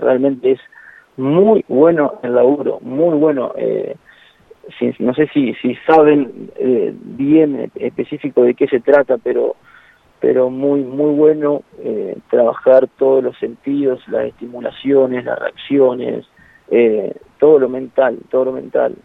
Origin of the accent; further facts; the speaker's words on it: Argentina; somos bravos los argentinos